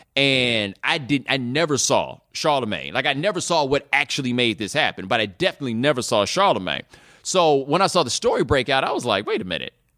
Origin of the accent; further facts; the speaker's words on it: Houston, Texas, United States; moved away as an adult; also born or lived in Atlanta; I grew up in Houston, and I, and I'm definitely from Houston